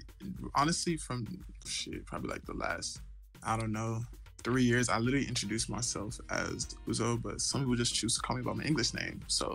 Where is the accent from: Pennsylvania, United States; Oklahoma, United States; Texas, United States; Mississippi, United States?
Texas, United States; Dallas; I'm from Dallas. I transferred to the University of Houston.